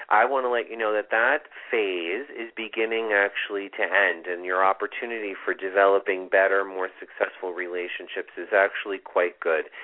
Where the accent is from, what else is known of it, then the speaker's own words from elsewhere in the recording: New Britain, Connecticut, United States; 1989. And I was born 1:18 a.m. in New Bern, Connecticut.